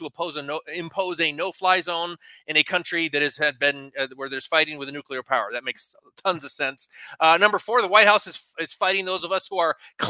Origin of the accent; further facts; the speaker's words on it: East Coast, United States; moved away; growing up on the East Coast